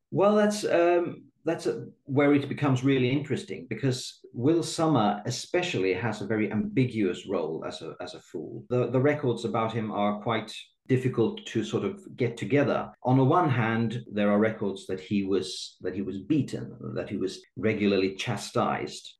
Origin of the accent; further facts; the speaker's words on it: Sweden; I'm born and raised in Sweden.